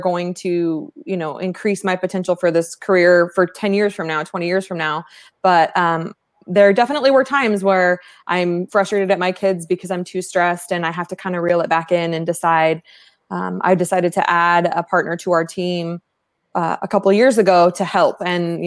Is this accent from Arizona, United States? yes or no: yes; East Valley, Arizona, United States; Born and raised in the East Valley